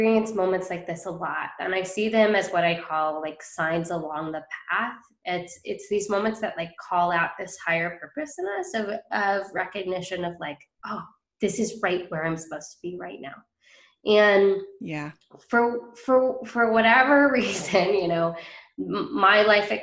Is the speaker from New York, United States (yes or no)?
no; Bainbridge Island, Washington, United States; So it's called Bainbridge Island